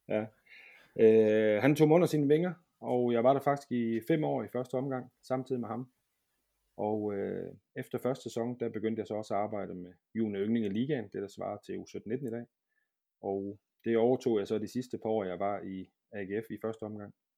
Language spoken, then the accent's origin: Danish; Brøns, Southern Denmark, Denmark; moved away as an adult; also born or lived in Aarhus; det var jeg mange år nede i Brøns, hvor jeg kommer fra, nede i Sønderland